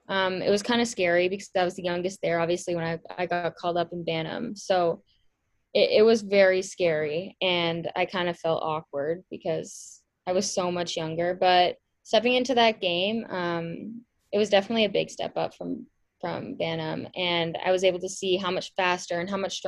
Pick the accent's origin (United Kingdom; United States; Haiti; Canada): Canada; Milton, Ontario; I grew up in Milton, Ontario, and I still live there